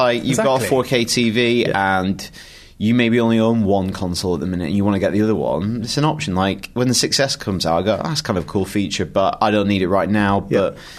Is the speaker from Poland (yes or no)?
no; Blackburn, North West England, United Kingdom; I'm from Blackburn